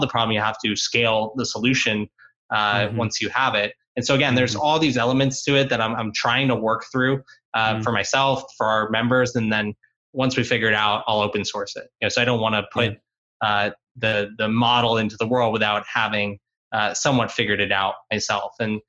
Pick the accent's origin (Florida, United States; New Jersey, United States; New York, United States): Florida, United States; South; South Florida where I grew up